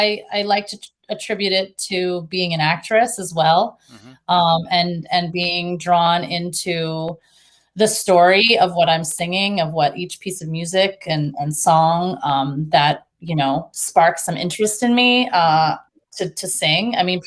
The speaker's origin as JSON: {"language": "English", "town": "Cape Cod", "region": "Massachusetts", "country": "United States", "also_born_or_lived": "Baltimore", "said": "No, I'm from Cape Cod, and my parents are originally from New Jersey."}